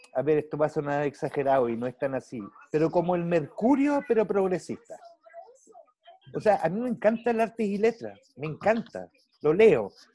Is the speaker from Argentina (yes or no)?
no; Germany; moved away; yo crecí en Alemania